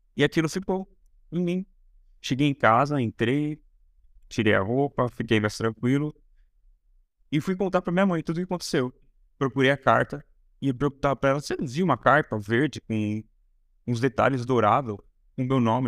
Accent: São Paulo interior, Brazil; eu sou de São Paulo e eu fui pro interior muito novo

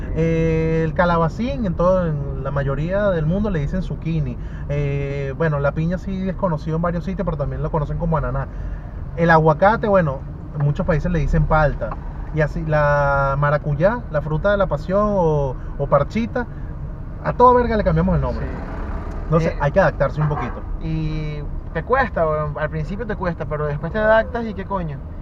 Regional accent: San Antonio de los Altos, Miranda, Venezuela; moved away as an adult; now in Lima, Peru; yo soy de San Antonio de los Altos

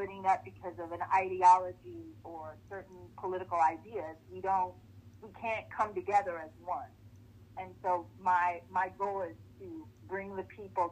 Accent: Los Angeles, California, United States; moved away as an adult; now in Baltimore, United States; Originally, I am from Los Angeles, California. And now I've been living in Baltimore for 15 years

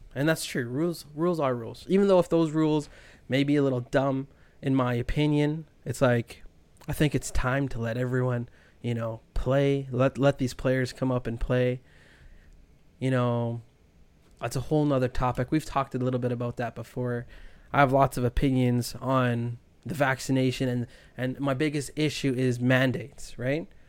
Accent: Winnipeg, Manitoba, Canada; now in Toronto, Canada; I'm from Winnipeg

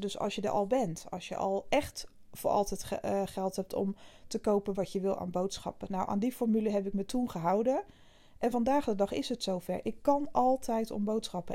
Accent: Zeeland, Netherlands; Ik kom uit Zeeland, ik ben hier regelmatig bij mijn vriend

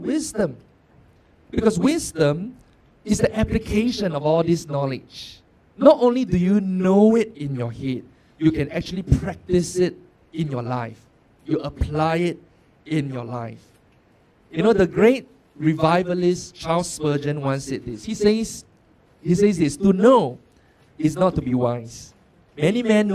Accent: Singapore; I'm born and bred in Singapore

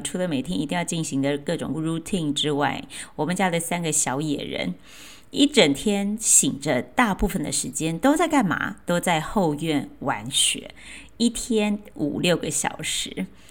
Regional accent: Chiayi, Chiayi City, Taiwan; 我是在嘉义的乡下长大，当时，呃，虽然那，还算是嘉义市，但其实已经很偏僻

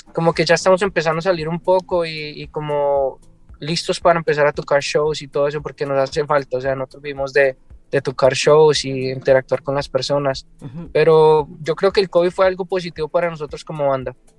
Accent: Colombia; also born or lived in California; now in Seattle, United States; yo soy de Colombia

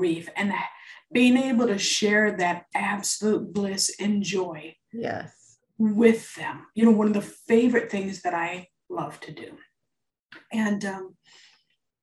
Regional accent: Midwest, United States; moved away; I grew up in the Midwest and grew up going to Chicago Cup games

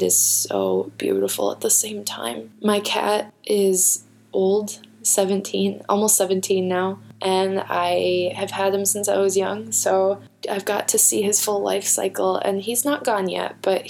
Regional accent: Minnesota, United States; I'm such a Minnesotan.

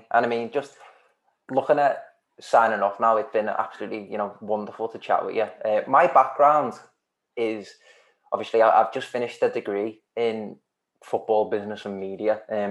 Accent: Maghull, North West England, United Kingdom; I grew up in Magull

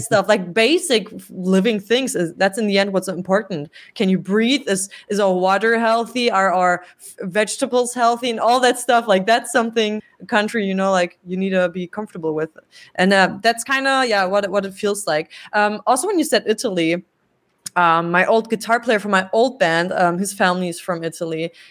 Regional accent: Berlin, Germany; English is a second language; I was raised here in Berlin

